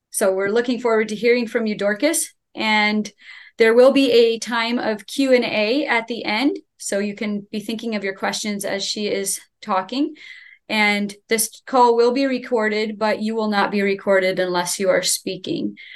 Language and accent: English; State College, Pennsylvania, United States; we are from State College, Pennsylvania, part of the Followers of Jesus Church here.